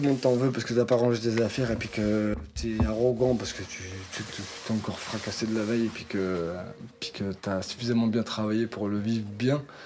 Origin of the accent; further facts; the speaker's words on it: Nantes, Pays de la Loire, France; on est nantais